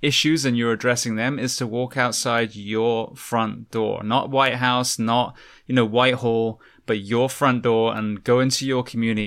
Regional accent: United Kingdom; now in United States; being a British man living in America now

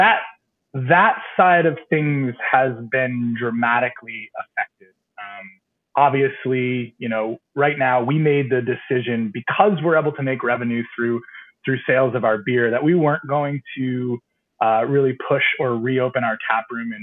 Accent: New York, United States; moved away as an adult; now in Portsmouth, United States; Originally from New York, outside the capital

